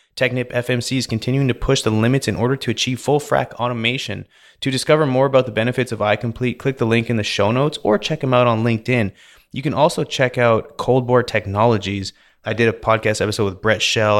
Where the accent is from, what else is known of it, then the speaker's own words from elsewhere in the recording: Vernon, British Columbia, Canada; moved away as an adult; also born or lived in Calgary, Alberta; now in Houston, United States; So I was born in Calgary, and then when I was five, I moved out close to Vancouver, and then I was raised there, which, if anyone's familiar with British Columbia, I was raised in Vernon, British Columbia.